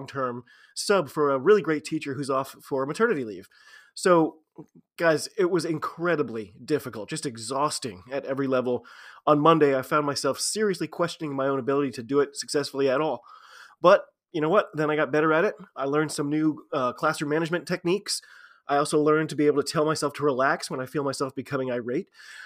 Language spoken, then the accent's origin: English; United States; I'm an American rugby fan